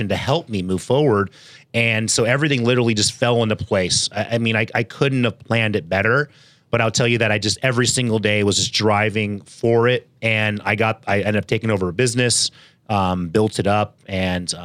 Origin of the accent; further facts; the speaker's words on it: Bay Area, California, United States; moved away as an adult; now in San Diego, United States; grew up in the Bay Area. First 20 years of my life